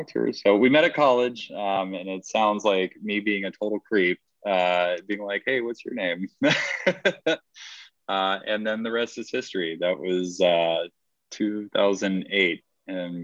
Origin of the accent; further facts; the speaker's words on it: Georgia, United States; moved away; also born or lived in Arizona; I am originally from Georgia